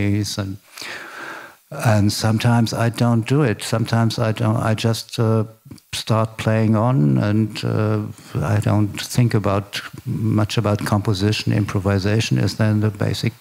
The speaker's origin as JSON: {"language": "English", "region": "Berlin", "country": "Germany", "tie": "born or raised there", "said": "I grew up in former West Berlin, in the western part of the city of Berlin."}